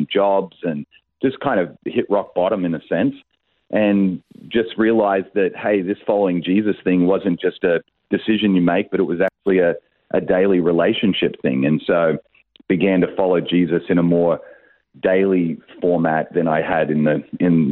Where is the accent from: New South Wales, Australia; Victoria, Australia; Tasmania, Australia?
New South Wales, Australia; Sydney; also born or lived in Adelaide; I was born in Adelaide and grew up there not very long, was there a short period of time, was really raised in Sydney where I went to all my school years and university